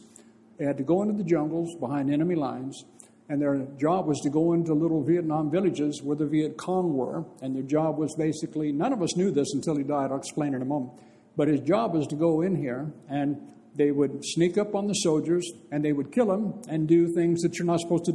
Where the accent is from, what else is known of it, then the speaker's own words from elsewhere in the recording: Bakersfield, California, United States; in my hometown, Bakersfield